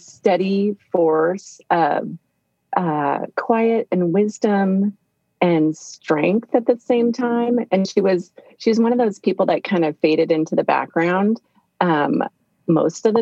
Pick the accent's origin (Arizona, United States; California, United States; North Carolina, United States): California, United States; Fullerton; I grew up in Orange County, California, Fullerton